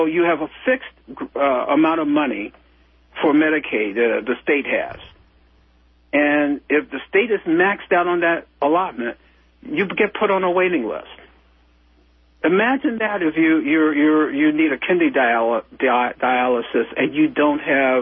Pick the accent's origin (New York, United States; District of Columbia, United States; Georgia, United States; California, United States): District of Columbia, United States; Washington; I grew up near Anacostia